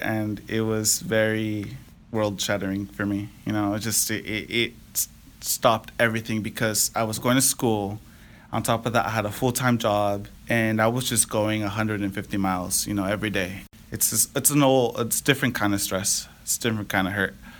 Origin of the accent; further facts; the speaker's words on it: Napa, California, United States; now in Fairfield, United States; I'm from the Napa Valley. Um, been living here my whole life in Napa